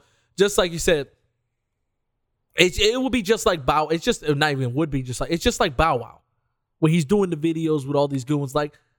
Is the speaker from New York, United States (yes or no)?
no; Detroit, Michigan, United States; I'm from Detroit City.